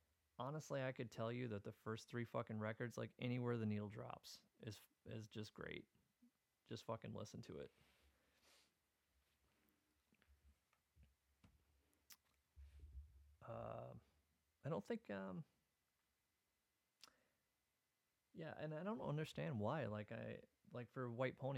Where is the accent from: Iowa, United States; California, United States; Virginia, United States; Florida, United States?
Iowa, United States; now in Minnesota, United States; I'm originally from Iowa